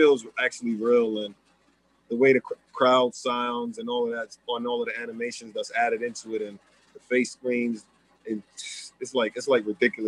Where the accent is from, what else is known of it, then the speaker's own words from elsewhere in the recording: New York City, New York, United States; growing up in Left Rack City, I would say, I mean, it's definitely different.